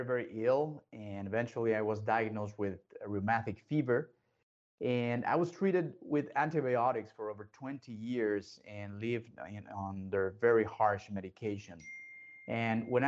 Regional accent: Mexico; I was raised and born in Mexico.

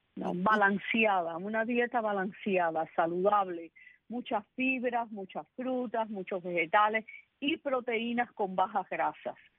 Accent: Cuba; first language Spanish; moved away; also born or lived in Bronx, New York, United States; siendo yo soy cubana siendo cubana

